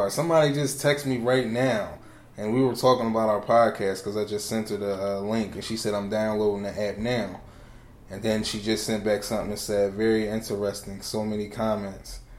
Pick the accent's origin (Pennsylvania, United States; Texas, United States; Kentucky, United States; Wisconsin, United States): Pennsylvania, United States; Philadelphia; I'm from Philly.